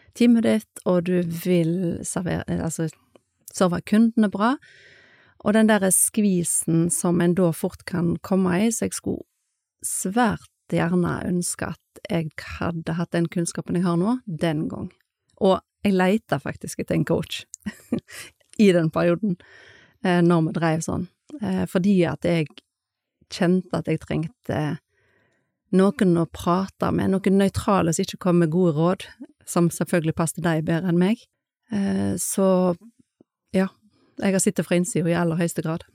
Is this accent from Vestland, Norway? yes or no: yes; Skånevik, Vestland, Norway; født og oppvokst i Skånevik